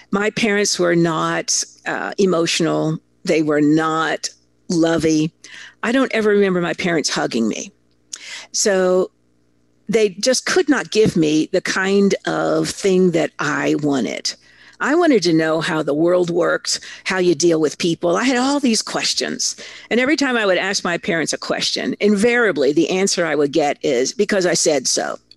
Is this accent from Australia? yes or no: no; Italy; moved away; I grew up in Italy. My father was a big muckety muck uh, corporate executive, and he got a fabulous opportunity. So he moved me, my two sisters, my mother to Italy before I was six. So really, that's where I'm from.